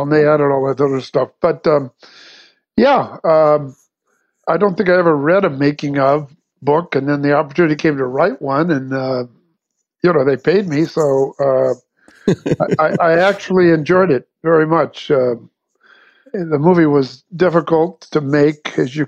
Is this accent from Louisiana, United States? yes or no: no; Southern California, United States; also born or lived in Santa Barbara, California; I'm from Southern California